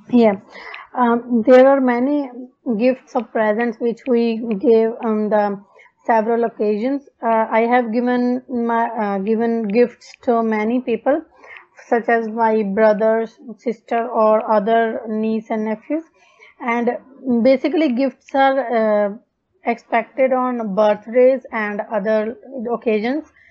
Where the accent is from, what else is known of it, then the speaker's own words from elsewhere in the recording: Punjab, India; English is a second language; now in Darwin, Australia; I'm basically from Punjab, India. Currently, I'm living in Darwin, Australia.